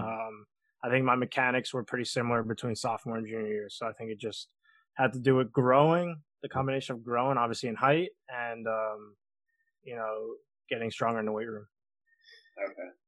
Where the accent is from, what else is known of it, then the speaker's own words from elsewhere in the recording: Long Island, New York, United States; I'm from Long Island, New York. I was born and raised here, and I'm I'm still living here